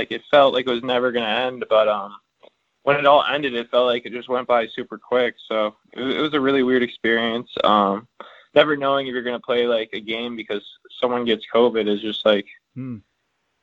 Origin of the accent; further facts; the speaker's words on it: Virginia, United States; also born or lived in Germany; I was born in Germany, and then when I was about like 6 or 8 months, we moved to Virginia, and that's where I've grown up since.